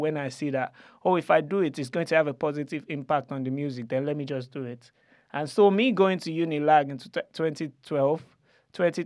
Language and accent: English; Nigeria; we're just coming from Nige